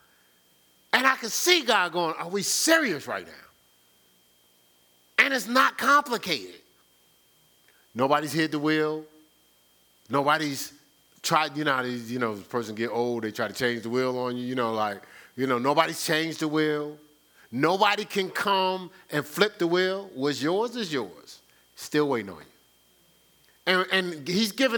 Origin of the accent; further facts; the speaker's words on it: New Jersey, United States; moved away; growing up in New Jersey.